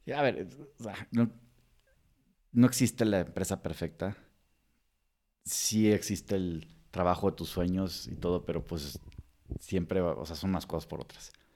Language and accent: Spanish; Mexico; moved away as an adult; also born or lived in Texas, United States; como mexicano sin ser residente